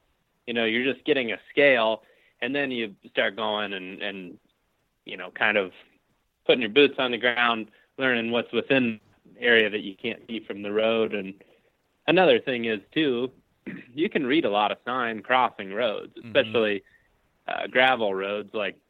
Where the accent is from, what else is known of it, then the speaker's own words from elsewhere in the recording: Ohio, United States; if I go to a new area in my home state of Ohio